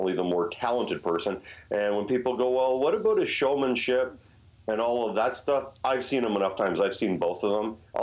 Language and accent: English; Canada; as Canadians